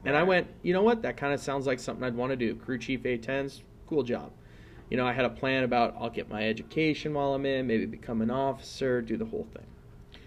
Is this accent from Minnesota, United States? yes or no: no; Riverside, California, United States; also born or lived in Torrance, California / Redondo Beach, California; Then I moved out to Riverside, California. Spent the rest of my childhood and adolescence there